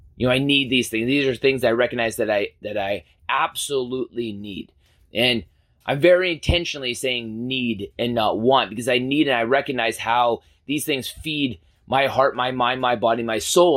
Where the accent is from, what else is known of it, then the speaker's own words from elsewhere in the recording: Canada; as a Canadian